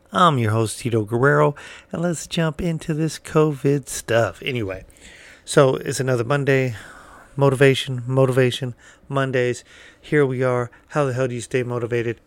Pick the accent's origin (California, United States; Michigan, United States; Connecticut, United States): California, United States; I'm from California